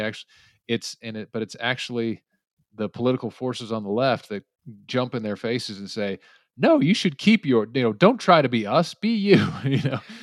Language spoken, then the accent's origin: English; United States; as an American